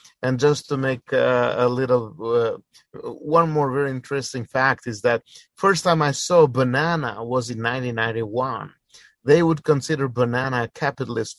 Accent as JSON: {"language": "English", "country": "Albania", "tie": "born or raised there", "said": "I was born in Albania and raised over there during the communism time."}